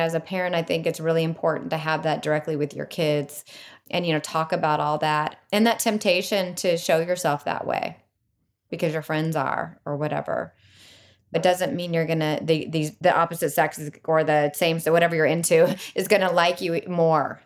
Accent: Bay Area, California, United States; being from the Bay Area

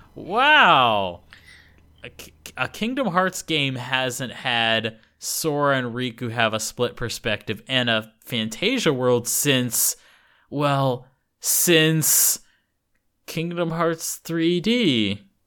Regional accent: United States; moved away as an adult; now in Japan; I'm American

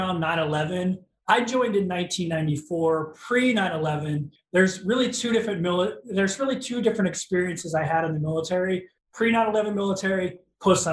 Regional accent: St. Louis, Missouri, United States; moved away as an adult; now in Hawaii, United States; I grew up in the Midwest in a city called St. Louis for your international audience. It's right smack dab in the middle of the United States in a state called Missouri. I was there until I was 19 years old

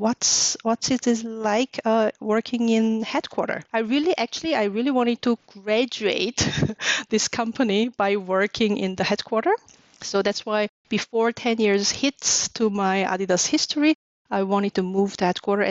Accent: Seoul, South Korea; moved away as an adult; also born or lived in New York / Munich, Germany / Malaga, Spain; now in Germany; I'm South Korean, born and raised in Seoul

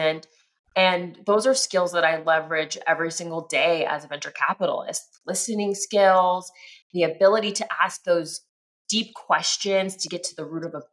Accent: Dayton, Ohio, United States; also born or lived in Southern California; now in Cincinnati, United States; My family moved to Dayton, Ohio when I was 5 or 6 years old. And even though I grew up in the Midwest

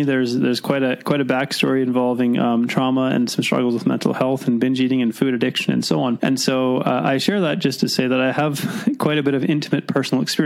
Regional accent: Mission, British Columbia, Canada; I was born in Mission

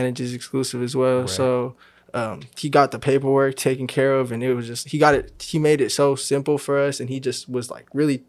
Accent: Sacramento, California, United States; also born or lived in Woodland, California; I'm born in Woodland, California, and raised in Sacramento.

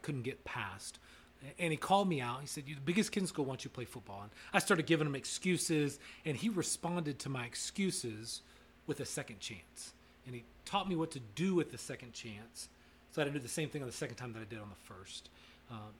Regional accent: Bryan, Texas, United States; grew up in Bryan, Texas.

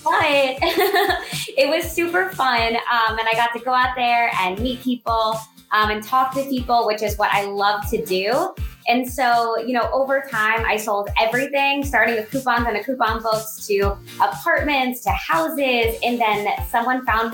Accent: South Florida, United States; I grew up in South Florida, where there is one season all year long, summer

